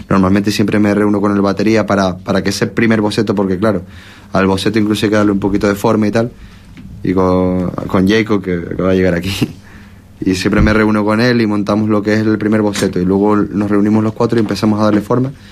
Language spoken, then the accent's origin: Spanish; La Palma, Canary Islands, Spain; un par de ellos somos de aquí de La Palma